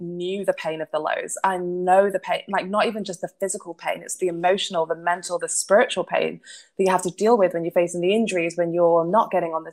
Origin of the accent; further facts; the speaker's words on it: Manchester, North West England, United Kingdom; I am a Mancunian. I was born and bred in Manchester